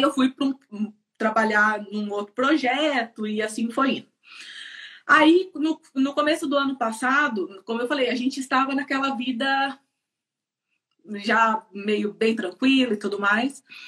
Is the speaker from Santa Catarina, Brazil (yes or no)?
no; Campinas, São Paulo, Brazil; moved away as an adult; now in Ireland; sou de Campinas, é, São é, Paulo. sou de Campinas